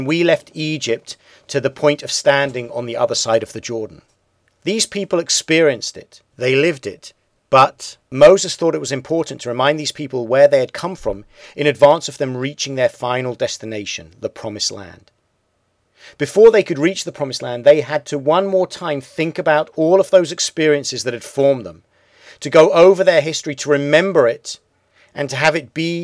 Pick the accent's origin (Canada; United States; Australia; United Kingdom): United Kingdom; I grew up in Britain.